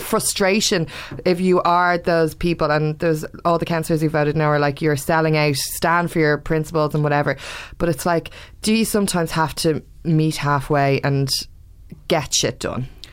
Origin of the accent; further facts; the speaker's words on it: Ireland; I'm Irish, blah, blah, blah, I learn Irish